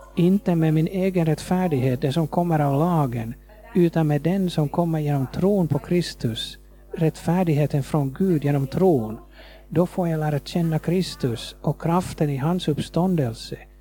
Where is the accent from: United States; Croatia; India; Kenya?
Kenya; Nairobi; Swedish is a second language; moved away as an adult; also born or lived in Nakuru, Kenya / Jyväskylä, Finland; now in Finland; jag växte upp i Kenya